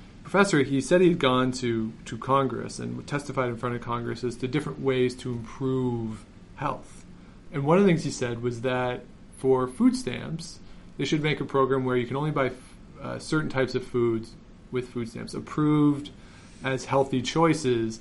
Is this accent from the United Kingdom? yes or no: no; Canada; I grew up in Canada. I went to school in Canada